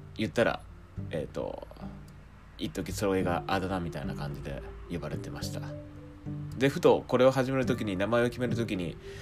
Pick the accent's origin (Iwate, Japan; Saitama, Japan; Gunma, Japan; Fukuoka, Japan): Fukuoka, Japan; rural Fukuoka Prefecture, Japan; moved away as an adult; now in Tokyo, Japan; 地元の方は福岡県の田舎の方で、